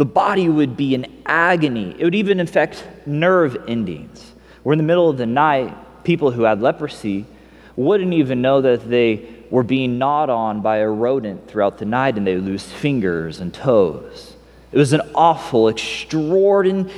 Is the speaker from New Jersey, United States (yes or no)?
no; Missouri, United States; I grew up in Missouri